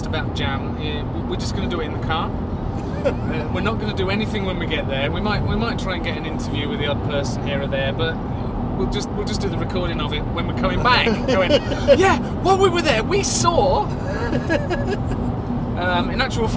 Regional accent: Birmingham, West Midlands, United Kingdom; I was born in Birmingham

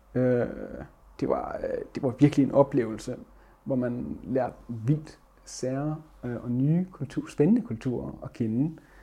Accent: Vesthimmerland Municipality, North Denmark Region, Denmark; moved away as an adult; now in Aalborg, Denmark; jeg kommer fra Vesthimmelands Kommune og bor nu i Aalborg

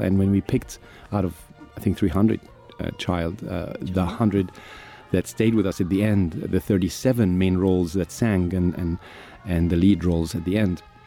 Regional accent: Egypt; also born or lived in United Kingdom; I'm an actor from Egypt

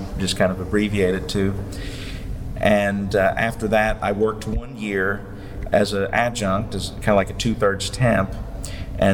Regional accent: New Jersey, United States; I'm from South Jersey

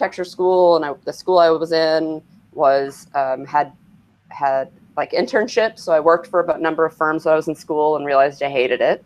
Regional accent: Kentucky, United States; moved away as an adult; also born or lived in Cincinnati; now in Portland, United States; I've lived here for 12 years. I grew up in Kentucky.

